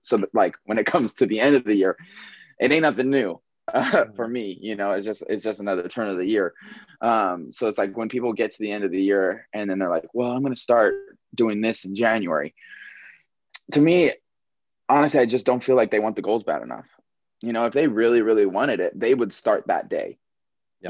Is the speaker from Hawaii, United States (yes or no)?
yes; Maui, Hawaii, United States; moved away; I was born and raised on Maui.